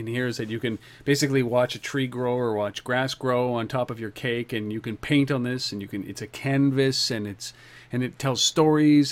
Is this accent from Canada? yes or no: yes; Canada; now in Ottawa, Canada; I'm Canadian and in Ottawa